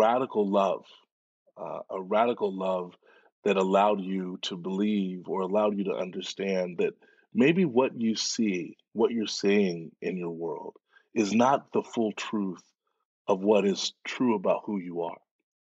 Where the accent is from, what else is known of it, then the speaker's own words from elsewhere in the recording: Dallas, Texas, United States; I grew up in Dallas, Texas